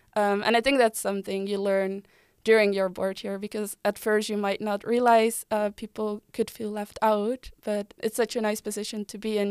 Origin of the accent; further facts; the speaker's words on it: Delft, South Holland, Netherlands; moved away as an adult; also born or lived in Utrecht; I'm from Delft. I moved to Utrecht seven years ago